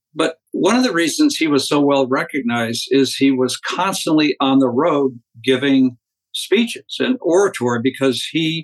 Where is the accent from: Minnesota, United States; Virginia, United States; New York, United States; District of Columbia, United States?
District of Columbia, United States; Washington; moved away as an adult; also born or lived in St. Louis area; I grew up in suburban Washington, D.C., went to college in the Midwest, in the St. Louis area, was a photographer in the Air Force for 4 years during the Vietnam era.